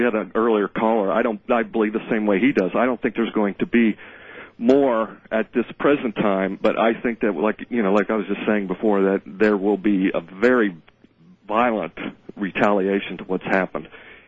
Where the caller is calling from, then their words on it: Cincinnati, Ohio, United States; Yes, I'm calling from Cincinnati, Ohio.